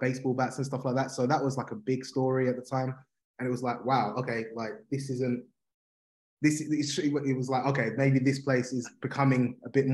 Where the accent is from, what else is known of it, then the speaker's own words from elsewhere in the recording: Harlow, East of England, United Kingdom; accent: Cockney; also born or lived in Leytonstone, East London; I moved there when I was, I don't know, probably about 4 or 5.